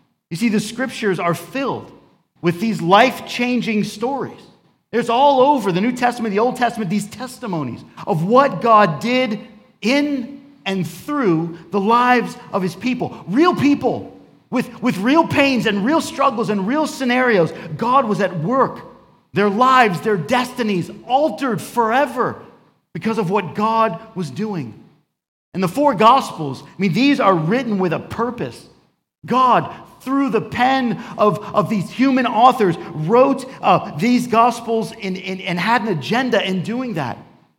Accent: New York, United States; also born or lived in Florida; And I grew up in New York and South Florida, between these two places.

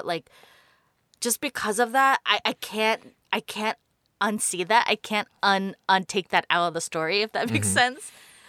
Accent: New York City, New York, United States; I grew up in New York City, and you know my love for New York City is strong.

